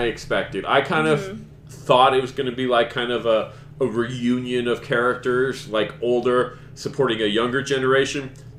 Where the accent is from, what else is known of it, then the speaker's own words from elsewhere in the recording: Henderson, Nevada, United States; also born or lived in Las Vegas, United States; I was born in Las Vegas, but... that was because that's where my parents' insurance was. We lived in Henderson, like, when I was born, so still my hometown.